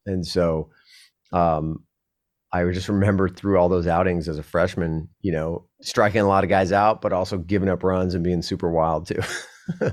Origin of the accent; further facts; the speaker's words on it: San Diego, California, United States; I was a Cali kid. I was from San Diego.